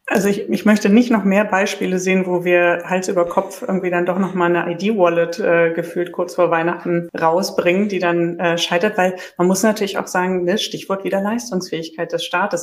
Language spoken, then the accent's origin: German; Berlin, Germany; ich komme komm ja selbst aus Berlin und sende hier gerade sozusagen aus Berlin